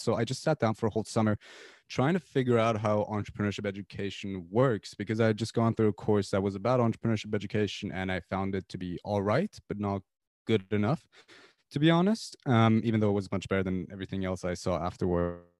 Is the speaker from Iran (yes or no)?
yes; Tehran, Tehran Province, Iran; moved away as an adult; now in United Kingdom; I'm from Iran originally. I lived in Tehran all my life until I was eighteen, and I came to the U K four, four years ago